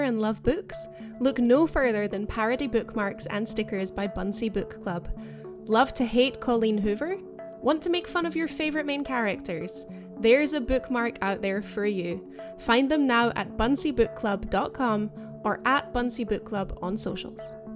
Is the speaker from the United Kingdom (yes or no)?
yes; United Kingdom; moved away; as a Brit